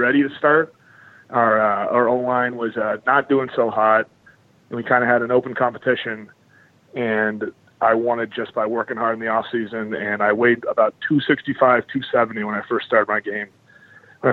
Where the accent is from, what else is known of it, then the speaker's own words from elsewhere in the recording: Sudbury, Massachusetts, United States; moved away as an adult; also born or lived in Evanston, Illinois; I'm from the Boston area originally. I grew up in Sudbury. It's like a suburb about 30 minutes west of the city.